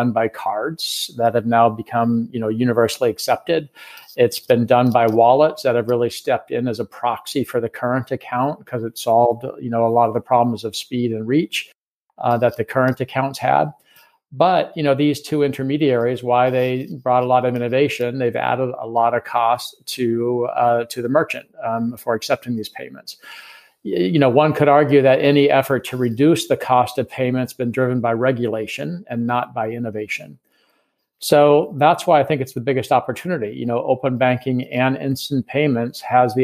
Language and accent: English; United States; accent: American; moved away as an adult; now in London, United Kingdom; I'm an American, as you can tell from my accent, but I've lived in London for the last 4 years